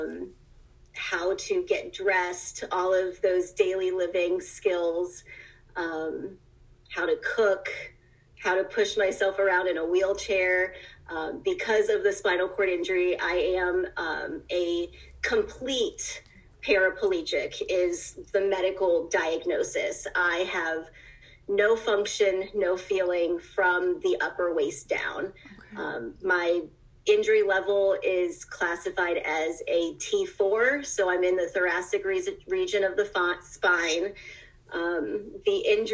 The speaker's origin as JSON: {"language": "English", "region": "Ohio", "country": "United States", "tie": "born or raised there", "also_born_or_lived": "Cleveland, Ohio", "said": "I was born and raised in Ohio, have moved up to Cleveland in my adult life"}